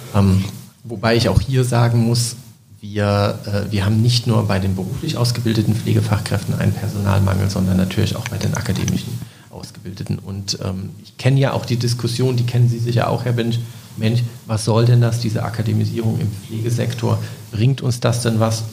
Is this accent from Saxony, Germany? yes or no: yes; Leipzig, Saxony, Germany; moved away as an adult; now in Bremerhaven, Germany; ich komme aus Leipzig, bin also zugezogen 2016